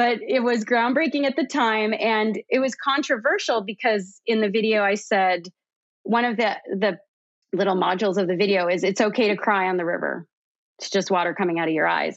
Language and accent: English; Canada; now in United States; I'm originally from Canada. I now live in the US